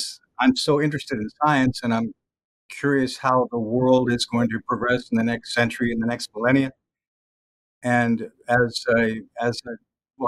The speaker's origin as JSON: {"language": "English", "region": "Texas", "country": "United States", "also_born_or_lived": "Los Angeles, California", "moved": "as an adult", "lives_now": "Pittsburgh, United States", "said": "I'm a Texan, fourth generation"}